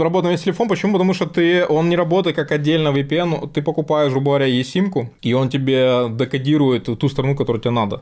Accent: Ukraine; я сам из Украины

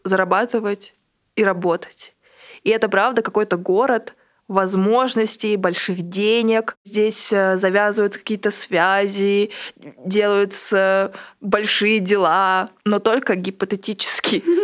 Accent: Ulan-Ude, Buryatia, Russia; в Улан-Удэ, откуда я родом

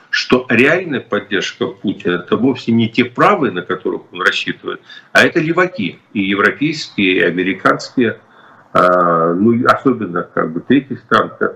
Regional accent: Ukraine; moved away; я вырос в Украине

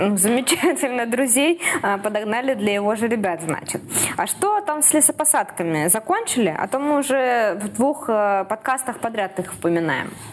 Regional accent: Saint Petersburg, Russia; moved away as an adult; now in Krasnodar, Russia; Я, как петербурженка

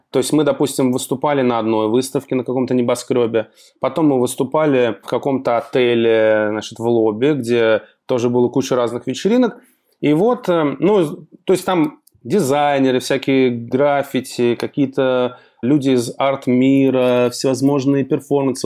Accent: Russia; мы из России

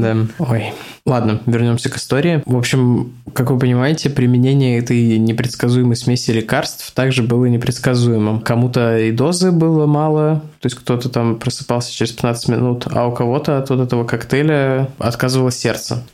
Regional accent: Saint Petersburg, Russia; Я родился и вырос в Озерках

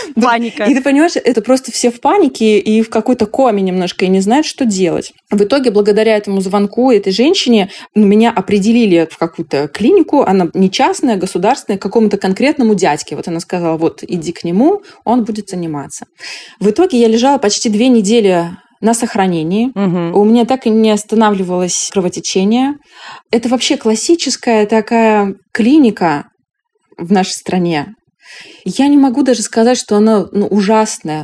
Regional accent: Yekaterinburg, Sverdlovsk Oblast, Russia; moved away; Я полетела в Екатеринбург, а это мой родной город, и там живут мои родители

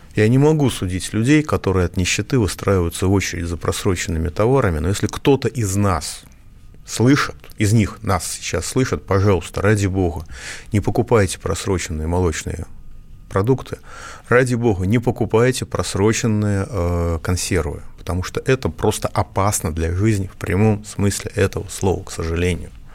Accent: Moscow, Russia; я как москвич

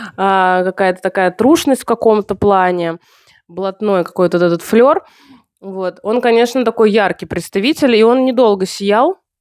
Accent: Russia; moved away; Я сама-то не из Санкт-Петербурга, с... а из... да, а из провинции

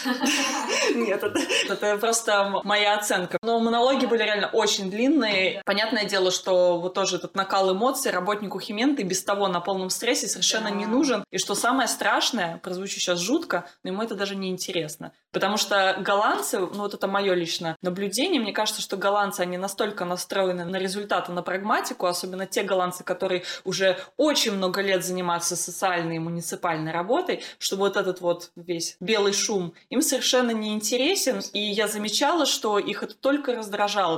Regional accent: Russia; now in Netherlands; я из России

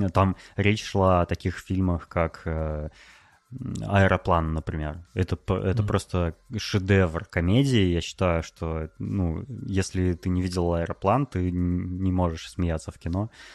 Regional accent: Novosibirsk, Novosibirsk Oblast, Russia; moved away as an adult; also born or lived in Moscow; недавно я переехал из Москвы в Новосибирск, ну это мой родной город

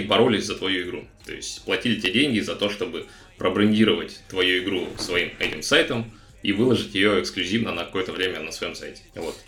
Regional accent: Novosibirsk, Novosibirsk Oblast, Russia; moved away as an adult; now in Argentina; Я вообще из Новосибирска, сам

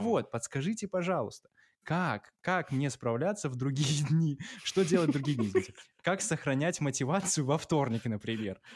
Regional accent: Belarus; Мы белорусы

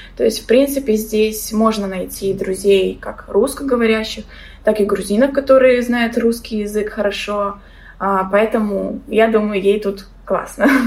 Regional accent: Belarus; moved away as an adult; also born or lived in Tbilisi, Georgia; now in Batumi, Georgia; сама я из Беларуси

